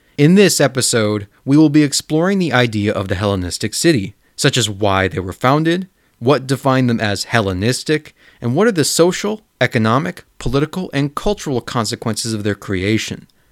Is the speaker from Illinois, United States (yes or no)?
yes; a town of thirty thousand near Chicago, Illinois, United States; my hometown of thirty thousand is only technically considered a village when compared to neighboring cities like Chicago